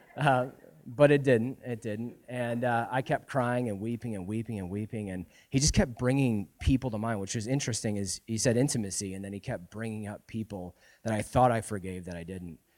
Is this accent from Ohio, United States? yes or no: no; Florida, United States; moved away as an adult; now in Spokane, United States; we're actually originally from Florida. Um, we moved here, what, three years ago now?